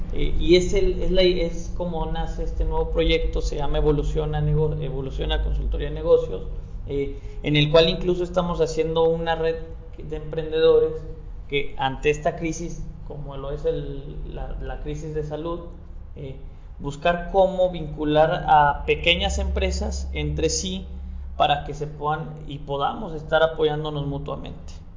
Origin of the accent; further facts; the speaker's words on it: San Luis Potosí, Mexico; soy un emprendedor potosino